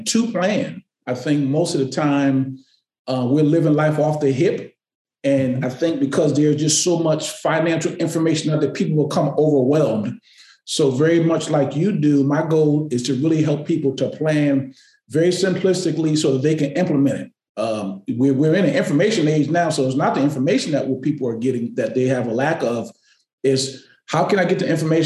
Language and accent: English; Connecticut, United States; moved away as an adult; now in Boston, United States; I've spent more of my life here than I've spent in Connecticut